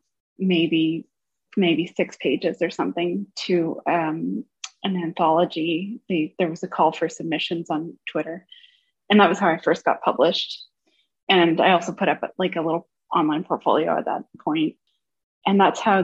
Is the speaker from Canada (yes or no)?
yes; Vancouver, British Columbia, Canada; moved away as an adult; now in Washington, United States; I grew up in Vancouver, Canada